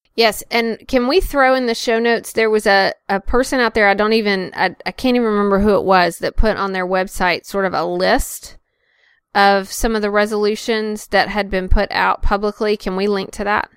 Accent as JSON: {"language": "English", "region": "North Carolina", "country": "United States", "tie": "born or raised there", "said": "both, uh, North Carolina residents. So, uh, he, here from my home state"}